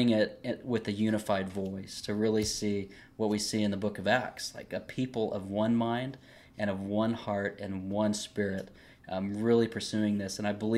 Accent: the South, United States; I'm from the South. I'm military. My father was military.

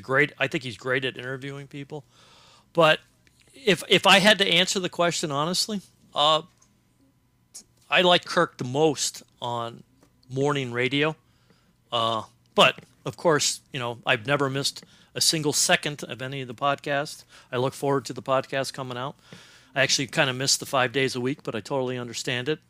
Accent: Cincinnati, Ohio, United States; moved away; I grew up in Cincinnati, Ohio

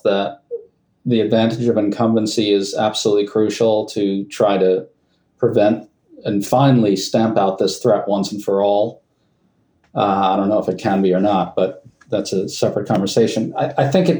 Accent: New York City, New York, United States; I grew up on the west side of Manhattan

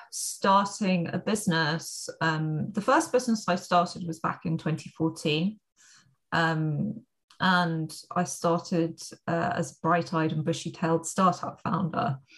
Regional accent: London, United Kingdom; now in Spain; So I am from London, but actually I spend quite a lot of my time living in Spain

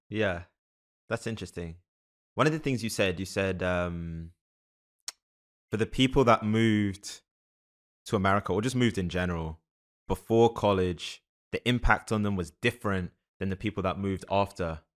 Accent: London, United Kingdom; also born or lived in Canada; now in United States; I grew up in London, but then my family's been in the States since I was, like, ten

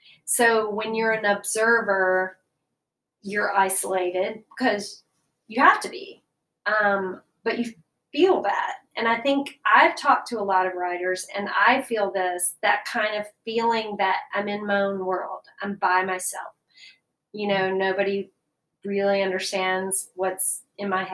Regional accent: Birmingham, Alabama, United States; moved away as an adult; also born or lived in Connecticut / New York City; now in Atlanta, United States; I grew up in Alabama

